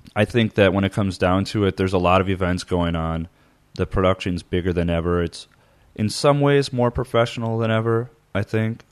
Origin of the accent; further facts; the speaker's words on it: Midwest, United States; moved away; growing up in the Midwest